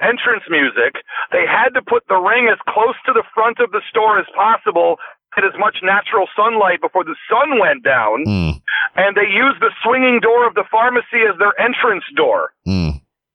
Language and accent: English; Livonia, Michigan, United States; moved away as an adult; now in Los Angeles, United States; I hail from Livonia, Michigan. That's my city of origin